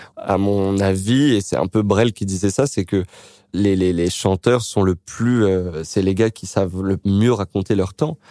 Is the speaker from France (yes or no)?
yes; Créteil, Île-de-France, France; born or raised there